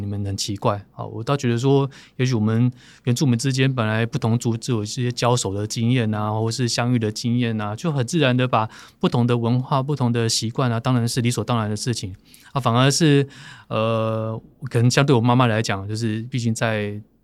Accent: Taipei, Taiwan; 我在台北长大的时候

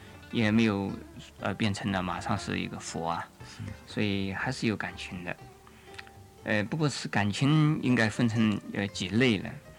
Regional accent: China; 应该像我们中国人呢，呃，常常在新年里讲了一句话：“恭喜发财。”

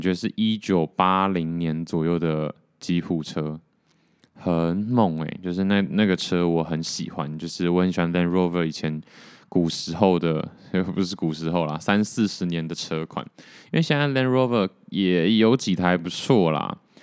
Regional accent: Taiwan; 还好我是台湾人

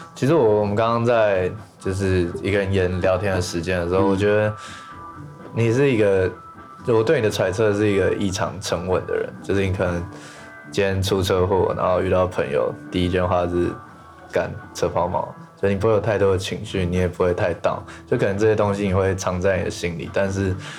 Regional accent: Taipei, Taiwan; 我是台北人

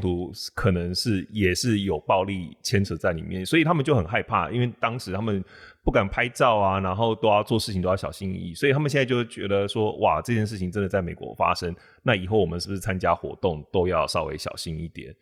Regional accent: Taiwan; 我们台湾人

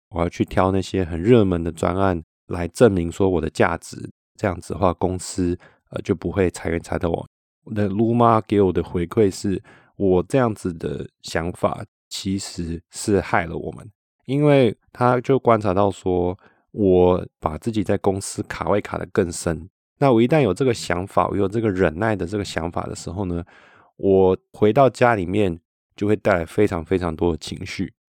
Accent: Taiwan; now in Switzerland; 所以我们那时候就决定要先回台湾

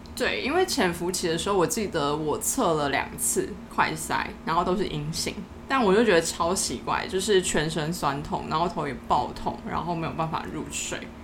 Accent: Tainan, Taiwan; moved away as an adult; 因为我是在台南的时候，就是我的老家

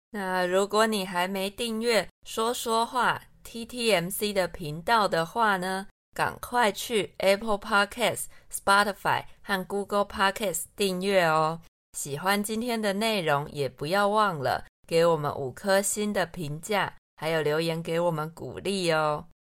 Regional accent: Taiwan; 身为台湾人，不会说台语

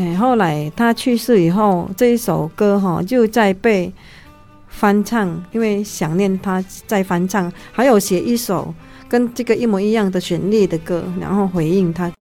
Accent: Indonesia; now in Taiwan; 因为我毕竟是在印尼长大嘛

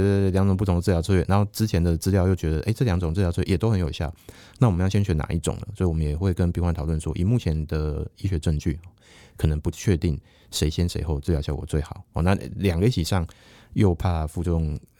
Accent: Taiwan; 我们台湾人

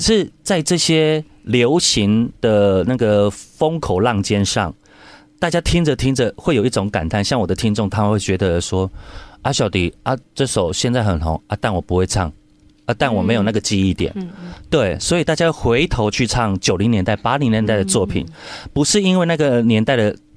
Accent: Xiaoliuqiu, Pingtung County, Taiwan; 我家在小琉球

